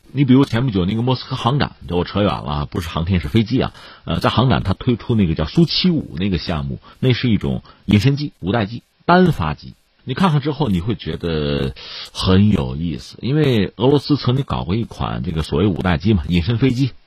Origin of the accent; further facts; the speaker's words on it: China; 作为中国人